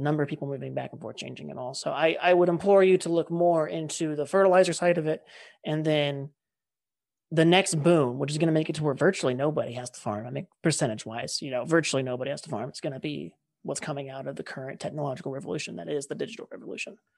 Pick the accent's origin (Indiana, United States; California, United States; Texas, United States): California, United States; we're both from California